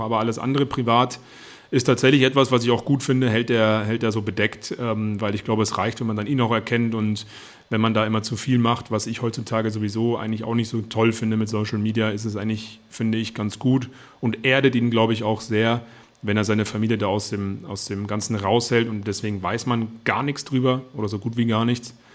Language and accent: German; Germany; bei uns in Deutschland